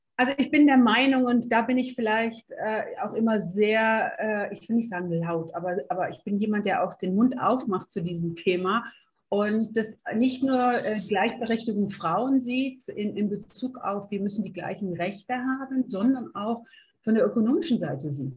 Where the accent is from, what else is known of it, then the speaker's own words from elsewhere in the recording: North Rhine-Westphalia, Germany; zu dem, wo ich herkomme. Äh, sehr offen, sehr lustige Niederrheinerin